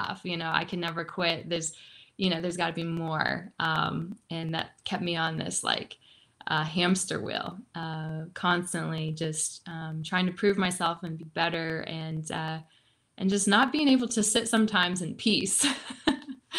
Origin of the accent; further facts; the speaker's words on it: Joplin, Missouri, United States; I grew up in the Midwest. I grew up in Joplin, Missouri.